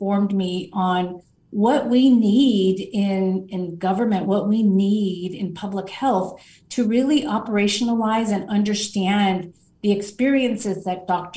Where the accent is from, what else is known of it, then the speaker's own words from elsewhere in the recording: Los Angeles, California, United States; I grew up in what some consider South Central